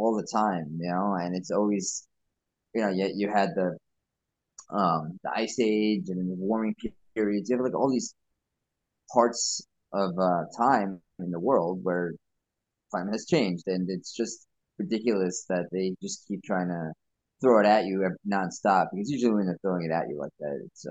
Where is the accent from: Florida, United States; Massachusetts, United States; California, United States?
Florida, United States; Space Coast; now in New York, United States; I grew up in the Space Coast area before moving to New York